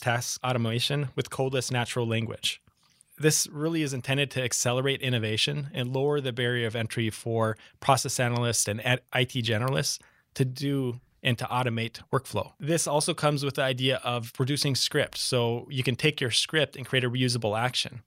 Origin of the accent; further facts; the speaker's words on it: Minneapolis, Minnesota, United States; accent: Midwest; moved away as an adult; now in San Diego, United States; Midwest. So you'll catch the accent, but I'm from Minneapolis